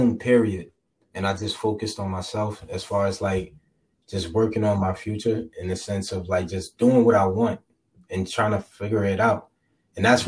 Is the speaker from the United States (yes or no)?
yes; Jersey City, New Jersey, United States; I'm from Jersey City